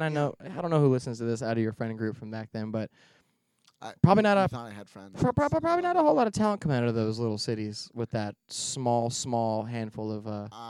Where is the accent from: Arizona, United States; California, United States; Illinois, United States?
Arizona, United States; Phoenix; I'm from Phoenix